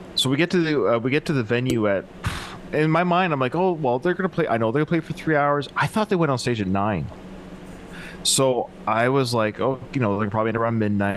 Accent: British Columbia, Canada; I'm from British Columbia

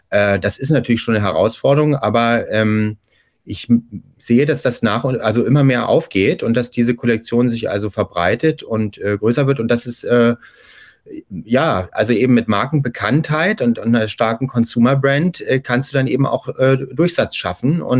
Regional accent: Hamburg, Germany; ich bin ja Hamburger

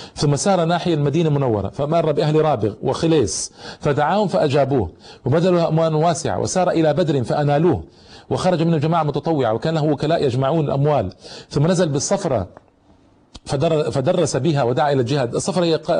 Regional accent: Egypt; عندنا في مصر

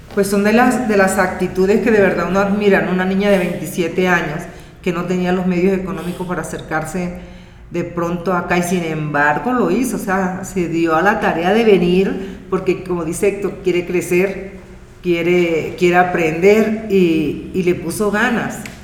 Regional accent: La Guajira, Colombia; soy de La Guajira, Colombia

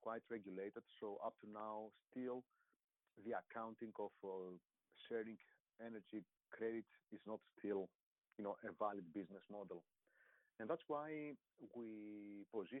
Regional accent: Greece; moved away; I was in my home country in Greece.

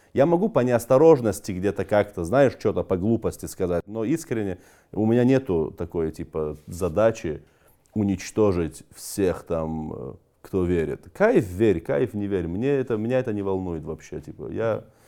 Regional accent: North Caucasus, Russia; now in Moscow, Russia; Я же кавказец

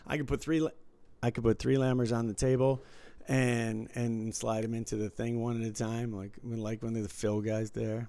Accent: Detroit, Michigan, United States; when I was growing up in Detroit

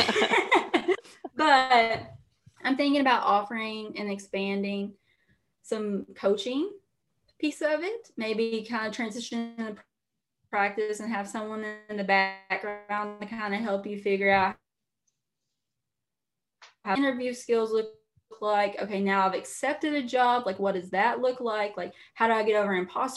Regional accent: Eastern Kentucky, United States; I'm from Eastern Kentucky, you know, everyone back home, teachers, coal miners, that sort of thing

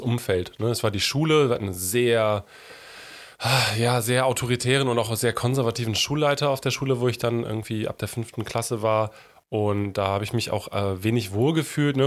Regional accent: near Cologne, North Rhine-Westphalia, Germany; moved away as an adult; now in Hamburg, Germany; Ich komme eigentlich aus dem Rheinland. Ich bin in der Nähe von Köln groß geworden, auf dem Dorf

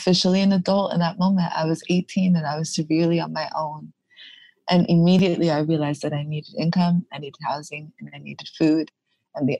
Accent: New York City, New York, United States; I am born and raised in Brooklyn, New York.

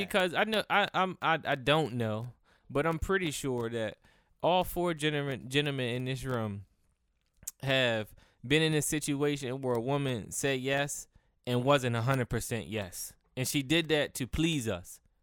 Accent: Cambridge, Maryland, United States; I'm from Cambridge, Maryland

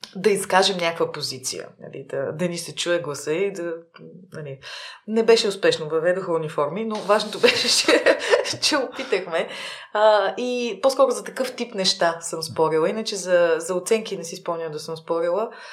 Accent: Plovdiv, Plovdiv Province, Bulgaria; also born or lived in Sofia; роден съм в София, но съм израснала в Пловдив и а, в Пловдив от първи до 12 клас съм учила

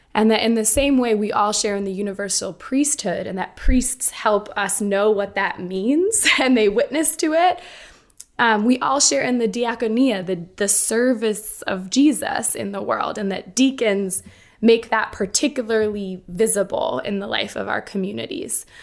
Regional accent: Boston, Massachusetts, United States; I grew up, um, I grew up in Boston

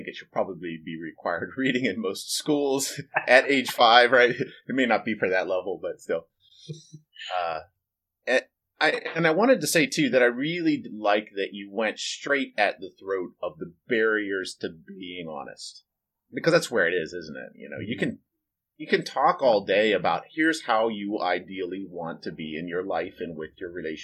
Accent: United States; I grew up in America

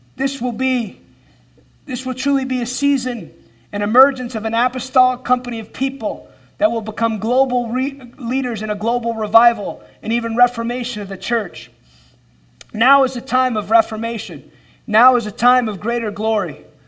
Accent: United States; as an American believer

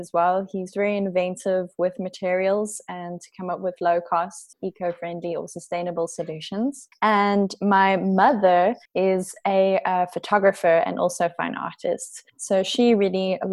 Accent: Pretoria, Gauteng, South Africa; also born or lived in Sabi Sand Game Reserve; I've lived in Pretoria all my life. However, I spent a lot of my childhood in the Sabi Sand Game Reserve.

